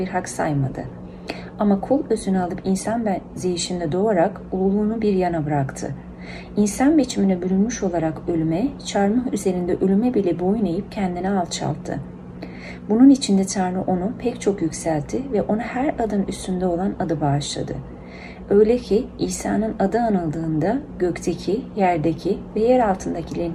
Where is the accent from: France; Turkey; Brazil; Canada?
Turkey; English is a second language; moved away as an adult; now in Indianapolis, United States; I'm from Turkey. I miss my country